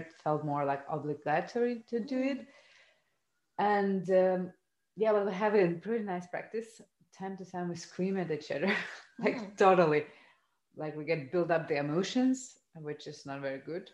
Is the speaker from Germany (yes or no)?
no; Lithuania; I come from Lithuania, a kind of family, a post-communist country